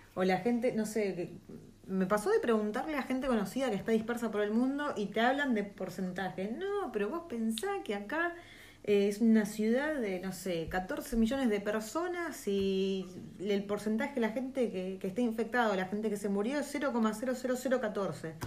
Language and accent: Spanish; Argentina; moved away as an adult; now in New Zealand; Nosotros siendo Argentina